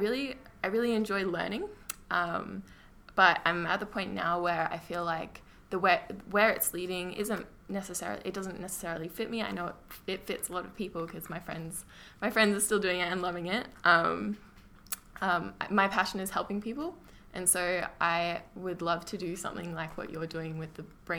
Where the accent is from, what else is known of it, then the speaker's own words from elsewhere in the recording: Maroochydore, Queensland, Australia; now in Brisbane, Australia; Born in Maroochydore. I currently live in Brisbane for study.